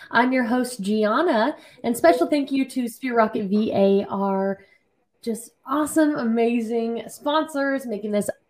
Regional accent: Colorado, United States; I'm from uh, Colorado.

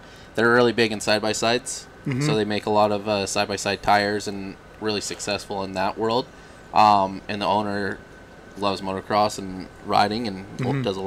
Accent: Arizona, United States; moved away; also born or lived in California; I've grown up, and I'm from Arizona and then high desert California.

